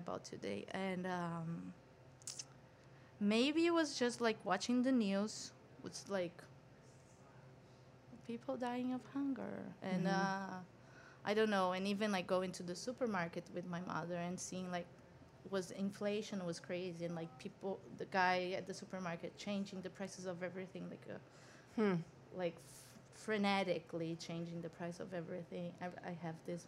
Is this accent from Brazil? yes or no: yes; São Paulo, Brazil; moved away as an adult; now in New York, United States; I was born in São Paulo, born and raised.